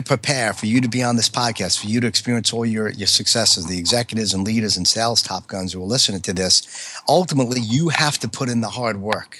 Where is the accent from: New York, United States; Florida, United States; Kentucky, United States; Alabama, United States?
New York, United States; accent: New York; my accent, some of the ways that I am just being a New York type A fighter pilot